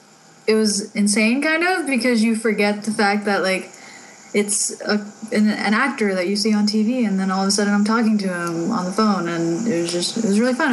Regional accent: United States; as an American

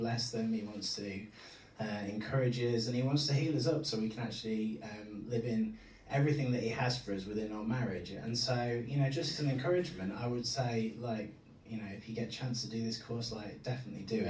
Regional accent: Yorkshire and the Humber, United Kingdom; I'm a Yorkshireman at heart

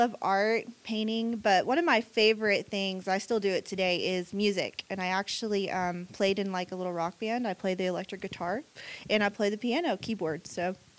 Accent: Siloam Springs, Arkansas, United States; So I actually grew up in Siloam Springs, Arkansas.

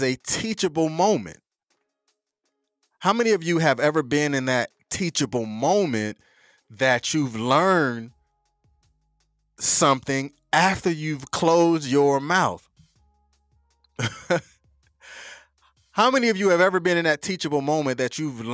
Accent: North Carolina, United States; I'm from North Carolina. You know, we say things just a little bit different.

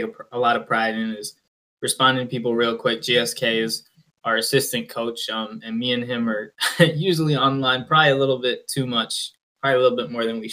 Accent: East Coast, United States; I'm from the East Coast

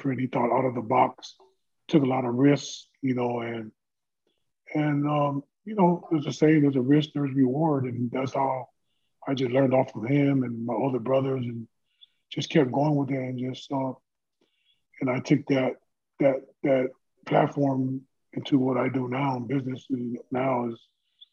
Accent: Carson, California, United States; I'm born and raised in Carson, California.

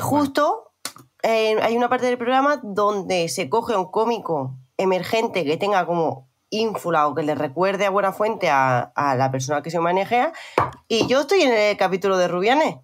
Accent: Spain; also born or lived in Murcia / Catalonia; yo que soy murciana y catalana

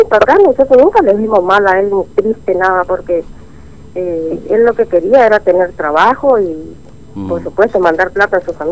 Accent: Pampa Almirón, Chaco, Argentina; yo supuestamente dice que nací en Pampa Almirón, no había para el lado de La Blanca, ahí tengo, tenía

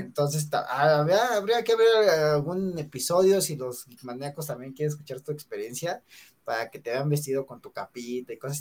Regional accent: Mexico; típico mexicano, bueno, somos típicos mexicanos

